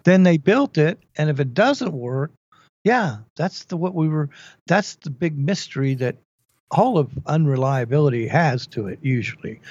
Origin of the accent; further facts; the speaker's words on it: Dallas, Texas, United States; moved away; I've been growing up in Dallas